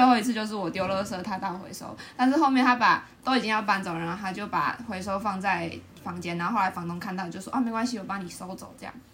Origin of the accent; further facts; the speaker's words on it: New Taipei, Taiwan; 因为我本身是新北人嘛